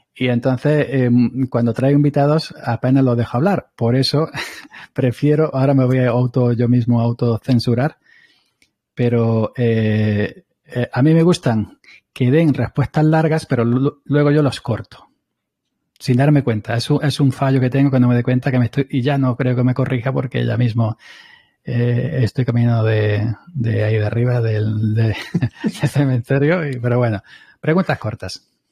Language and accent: Spanish; Andalusia, Spain; somos andaluces los dos